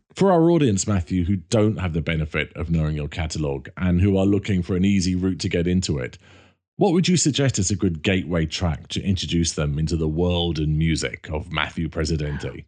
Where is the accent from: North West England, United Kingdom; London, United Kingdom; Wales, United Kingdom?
London, United Kingdom; I grew up in North London near a place called Camden Town.